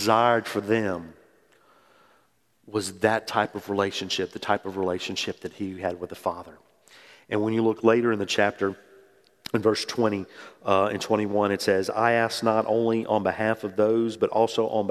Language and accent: English; New Orleans, Louisiana, United States; moved away as an adult; also born or lived in Mississippi; I grew up in New Orleans and I went to school at Mississippi State